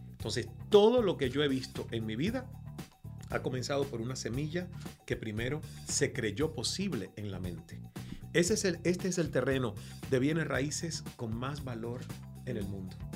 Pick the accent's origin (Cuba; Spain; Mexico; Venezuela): Cuba; accent: Venezuelan; A mí me preguntan constantemente, ¿pero de dónde eres? Y digo, ¿pero cuántas veces voy a decir que soy cubano? Y sobre todo, por mi cercanía con los venezolanos